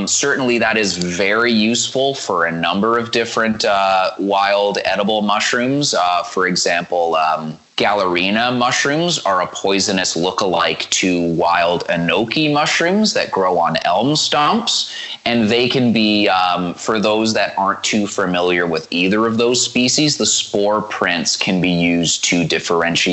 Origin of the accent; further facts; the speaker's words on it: Hamilton, Ontario, Canada; where I grew up in Hamilton